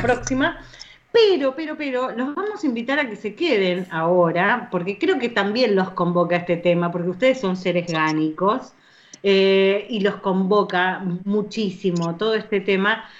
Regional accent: Argentina; ya soy argentina

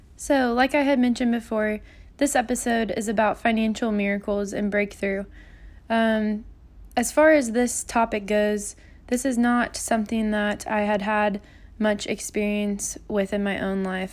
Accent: Kansas City, Missouri, United States; also born or lived in Springfield, Missouri; I grew up in Kansas City, Missouri for nineteen years

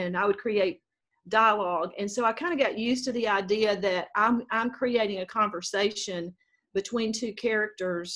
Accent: North Mississippi, United States; moved away as an adult; now in Mobile, United States; I was raised in North Mississippi and went to school at Mississippi State

